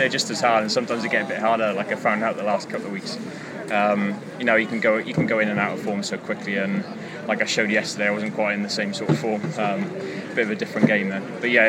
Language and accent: English; Swansea, Wales, United Kingdom; now in Cardiff, United Kingdom; Seeing as my hometown, Swansea, it's always nice to come home for a week or so